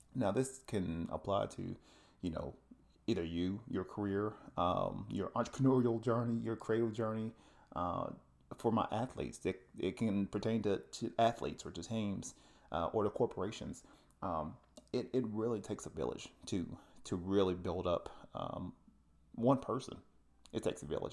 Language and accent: English; Tennessee, United States; moved away; I'm originally from the South and, uh, from the Tennessee area